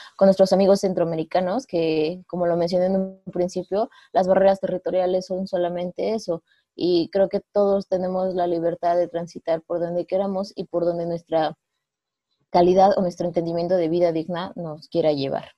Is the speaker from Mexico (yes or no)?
yes; Mexico; nosotros como mexicanos